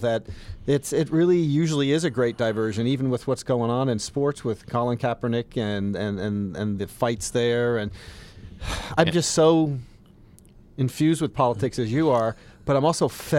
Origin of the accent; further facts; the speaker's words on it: Northeast, United States; also born or lived in South, United States; And I'm from the Northeast and the South.